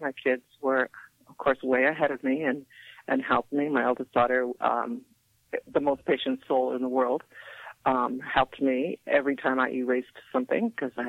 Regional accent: San Gabriel, California, United States; also born or lived in Alhambra, California / Whittier, California; I began in the San Gabriel Valley. I attended Barnacle High School in Alhambra. I grew up in San Gabriel.

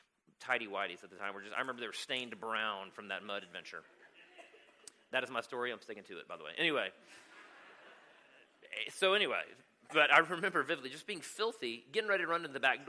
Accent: Travelers Rest, South Carolina, United States; I spent my childhood in a place called Travelers Rest, South Carolina

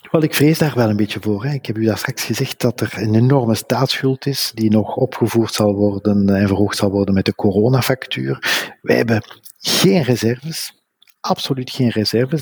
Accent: Flanders, Belgium

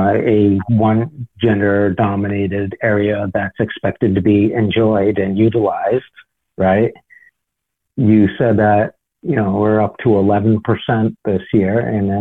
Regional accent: Cape Cod, Massachusetts, United States; I grew up on Cape Cod.

